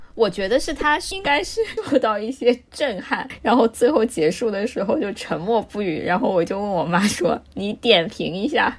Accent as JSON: {"language": "Chinese", "country": "China", "said": "我作为一个中国人看不懂的"}